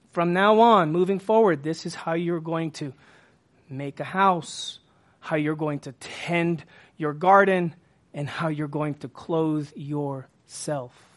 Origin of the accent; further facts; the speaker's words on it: Texas, United States; I'm from Texas